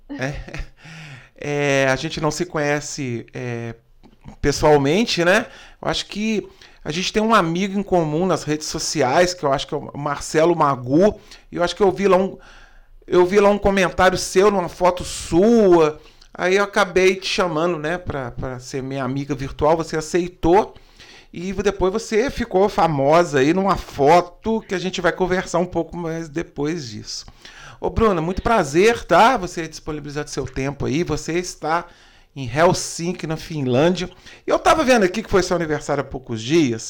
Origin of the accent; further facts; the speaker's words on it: Brazil; eu sou brasileiro